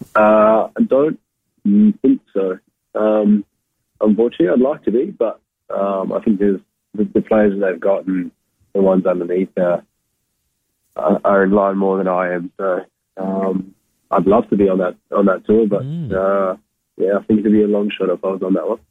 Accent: Darwin, Northern Territory, Australia; moved away; also born or lived in Western Australia; I'm from Darwin originally.

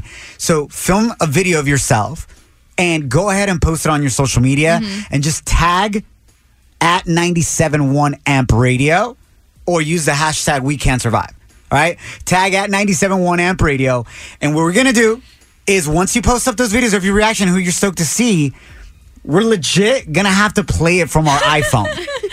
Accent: Santa Ana, California, United States; growing up in Santa Ana, California

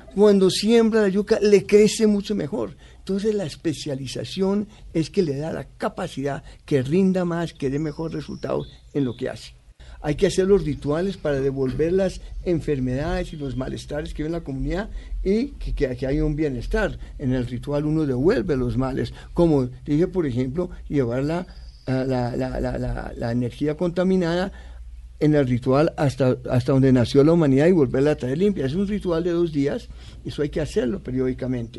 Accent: Bogotá, Colombia; also born or lived in United States; Así llegamos y vivimos, yo viví eh, hasta los 19 años dentro del campus.

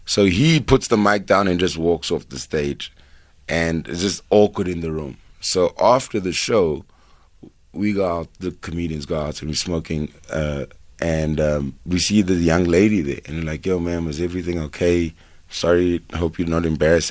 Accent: Durban, KwaZulu-Natal, South Africa; moved away as an adult; also born or lived in Melville, Johannesburg; now in Johannesburg, South Africa; growing up in Durban

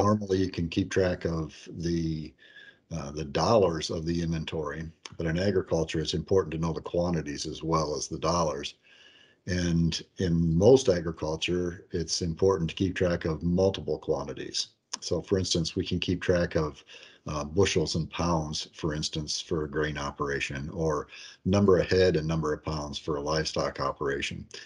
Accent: La Porte City, Iowa, United States; moved away as an adult; also born or lived in New Lenox, Illinois; I grew up in LaPorte City, Iowa, um, about 15 miles south of Waterloo, northeast Iowa

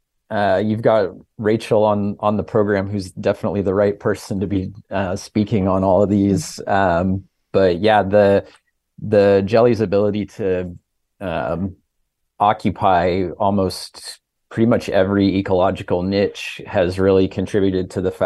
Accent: Midwest, United States; Sure. Well, I grew up in the Midwest where there is no ocean

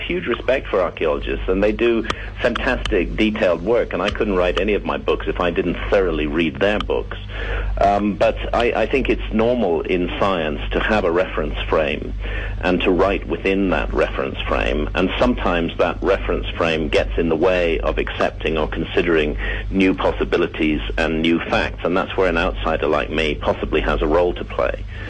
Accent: England, United Kingdom; in my home country, England

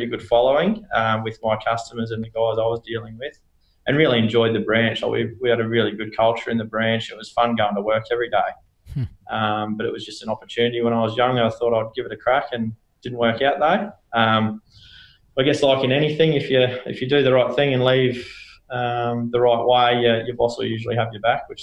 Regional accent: Toowoomba, Queensland, Australia; also born or lived in Canberra; pretty much born and bred in Toowoomba, born in Canberra, but moved up there when I was four and pretty much been in Toowoomba since I was four

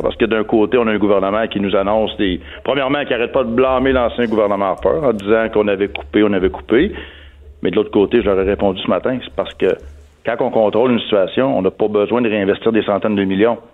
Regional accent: Quebec, Canada; chez nous au Québec

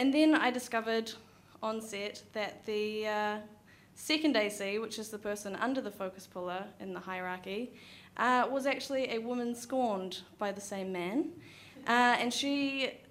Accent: New Zealand; also born or lived in New York; as I was from New Zealand

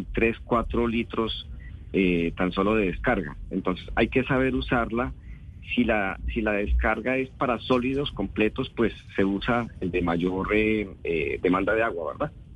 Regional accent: Colombia

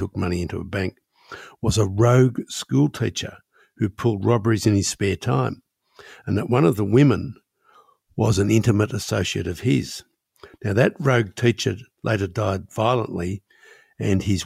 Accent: Gippsland, Victoria, Australia; I am from Gippsland, and I was about the same age as the Williams kids, and I knew them slightly, and I had visited their place at Meetung as a child

